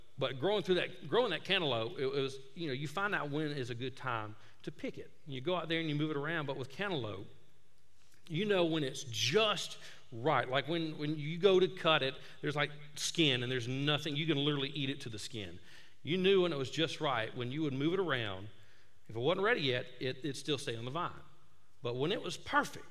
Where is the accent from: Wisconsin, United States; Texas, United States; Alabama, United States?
Alabama, United States; Tuscaloosa; moved away; I'm from Tuscaloosa, grew up there